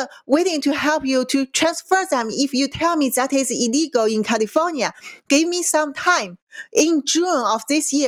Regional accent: Qingdao, Shandong, China; moved away; it's my hometown in China.

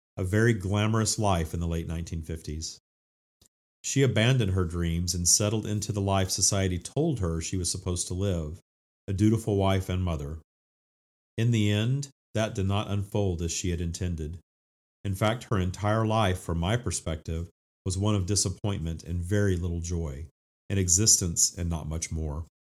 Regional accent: Minden, Louisiana, United States; I attended, uh, the First United Methodist Church in Minden, Louisiana

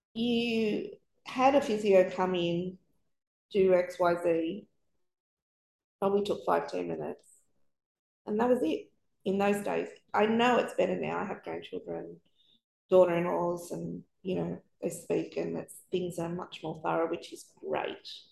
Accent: Sydney, New South Wales, Australia; moved away as an adult; also born or lived in New Zealand / Melbourne; We'd moved around a bit. We're from Sydney.

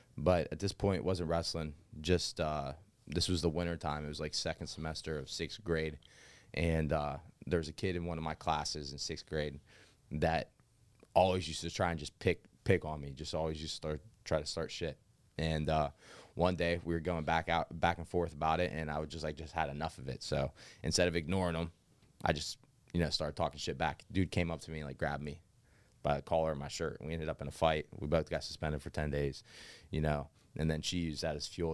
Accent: New Castle, Pennsylvania, United States; also born or lived in Arizona; as a child, I grew up m, mostly in Newcastle

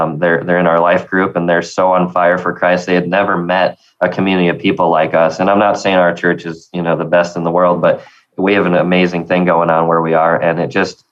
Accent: the North, United States; now in Tennessee, United States; as a Yankee, you know, they make fun of me for being a Northerner.

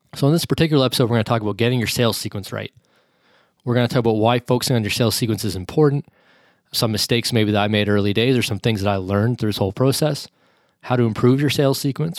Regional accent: Canada; me being a Canadian

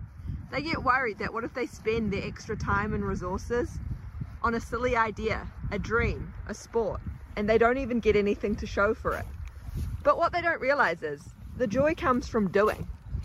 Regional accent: New Zealand; now in Germany; I'm from New Zealand, but I'm currently riding my horse in Germany.

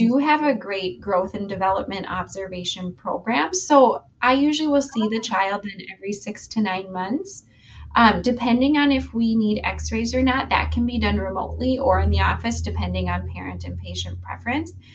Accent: Duluth, Minnesota, United States; grew up here in Duluth and um, never ventured too far away, really

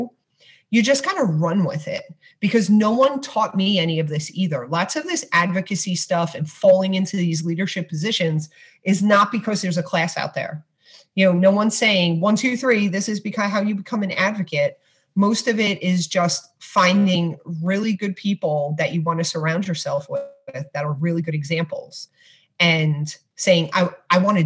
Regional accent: New York City, New York, United States; I grew up in Brooklyn

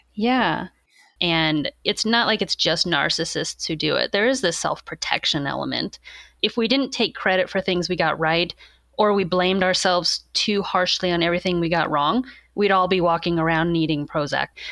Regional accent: Warrensburg, Missouri, United States; moved away as an adult; also born or lived in Texas / Chicago area / Kansas; now in Oregon, United States; I wound up getting my undergrad from the same place that was right in my hometown.

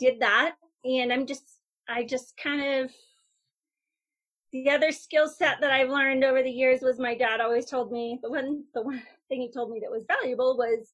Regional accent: Bend, Oregon, United States; moved away as an adult; move back to my hometown of Bend

